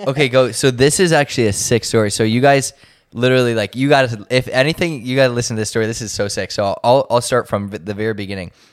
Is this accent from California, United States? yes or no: no; Cleveland, Ohio, United States; I'm from Cleveland